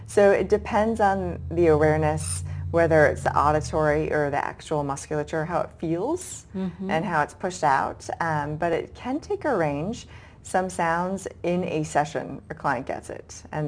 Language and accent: English; Boston, Massachusetts, United States; And along the way, I was originally from Boston, and I went to graduate school in southern Georgia.